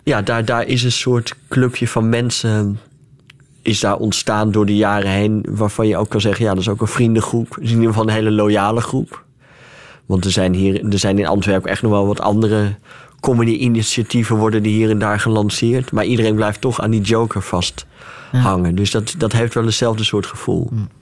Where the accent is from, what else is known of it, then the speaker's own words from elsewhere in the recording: Friesland, Netherlands; ik kom uit Friesland